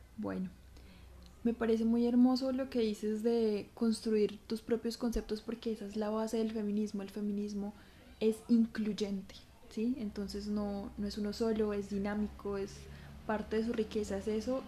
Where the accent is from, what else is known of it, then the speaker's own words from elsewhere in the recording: Colombia; somos colombianas, porque hablamos español